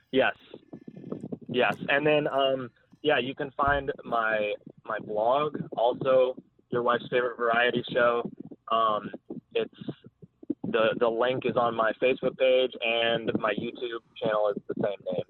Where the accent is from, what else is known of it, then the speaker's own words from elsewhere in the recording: South Florida, United States; I'm from South Florida. I'm from like the Miami, Fort Lauderdale area.